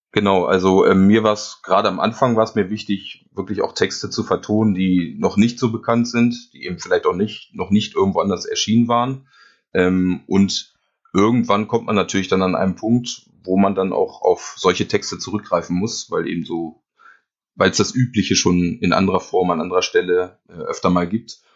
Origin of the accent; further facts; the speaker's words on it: near Hanover, Lower Saxony, Germany; Niedersachsen ist richtig. Also ich komme aus der Nähe von Hannover